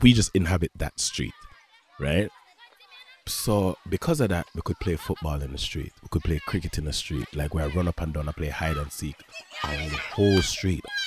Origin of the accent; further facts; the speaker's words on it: Jamaica; first language English; moved away; I grew up in Jamaica